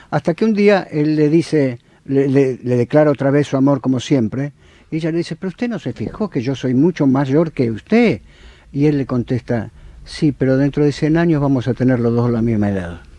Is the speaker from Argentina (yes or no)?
yes; Argentina; Y soy un argentino.